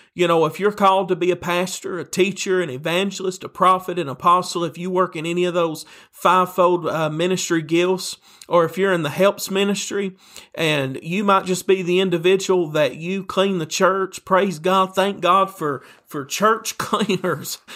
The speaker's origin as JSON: {"language": "English", "region": "Tennessee", "country": "United States", "said": "a preacher from Tennessee, and you can probably tell that by my accent that you're hearing right now"}